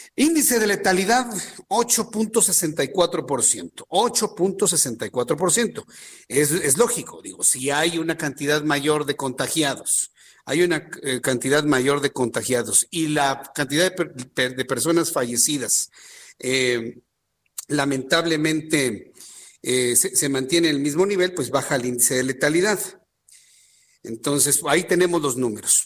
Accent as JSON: {"language": "Spanish", "country": "Mexico", "said": "nosotros como mexicanos"}